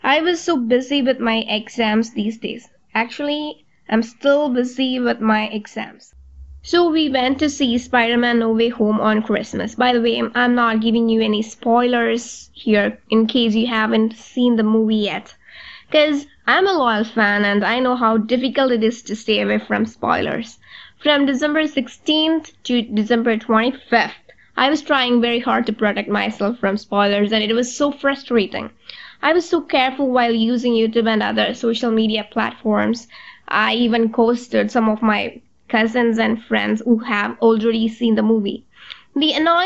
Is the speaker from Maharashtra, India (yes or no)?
no; Malayalam-speaking, Kerala, India; first language Malayalam; English is a second language; Malayalam, that is in my native language